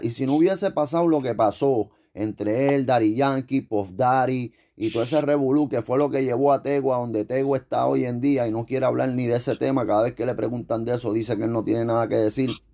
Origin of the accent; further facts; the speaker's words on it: Puerto Rico; nosotros decimos eso está cabrón